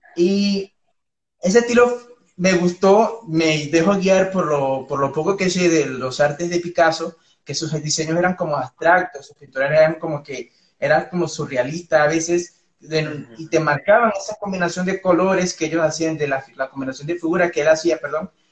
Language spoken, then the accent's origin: Spanish; Venezuela; moved away as an adult; now in Colombia; yo soy, bueno, de Venezuela